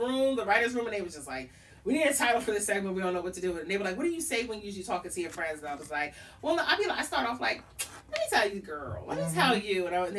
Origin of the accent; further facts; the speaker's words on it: New York City, New York, United States; now in Baltimore, United States; I'm originally from New York. You know, I'm a New York girl. I'm from Queens, Jamaica Avenue.